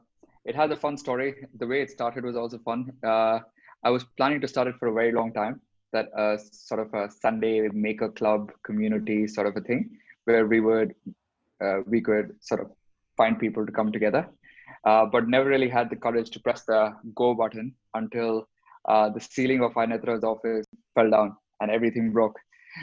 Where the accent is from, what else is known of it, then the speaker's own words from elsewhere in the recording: Delhi, India; moved away as an adult; now in Mumbai, India; growing up in Delhi